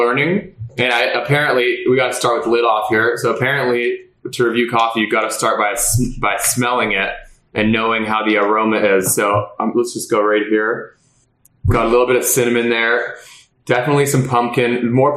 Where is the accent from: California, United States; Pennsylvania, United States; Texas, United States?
California, United States; Los Angeles; I was born in California. I became a Cali kid and immediately was put into hockey